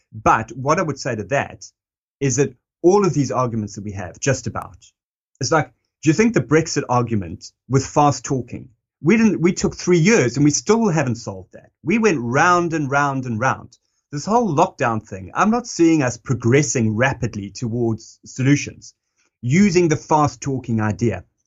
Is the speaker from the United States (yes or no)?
no; South Africa; moved away; that's me as a South African and, and, you know, and that's me kind of coming of age in, in the time that he was really, uh, talking to the country.